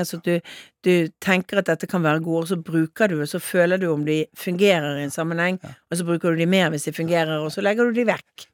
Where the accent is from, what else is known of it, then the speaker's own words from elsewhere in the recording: Bergen, Vestland, Norway; som bergenser så er du jo litt direkte